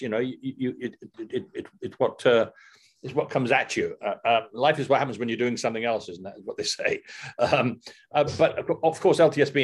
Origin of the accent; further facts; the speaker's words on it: Newport, Wales, United Kingdom; I was born in Newport in South Wales